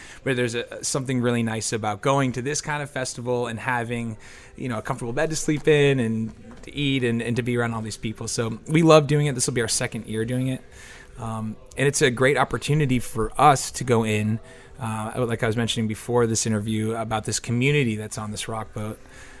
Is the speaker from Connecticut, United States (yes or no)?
yes; Hartford, Connecticut, United States; We're from Connecticut. Most of us are from Connecticut. We have two guys that live in New York, but we say, you know, we're based out of Hartford, Connecticut.